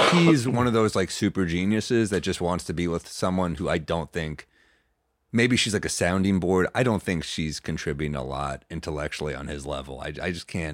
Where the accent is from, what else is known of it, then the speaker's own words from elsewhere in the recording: New York City, New York, United States; New York City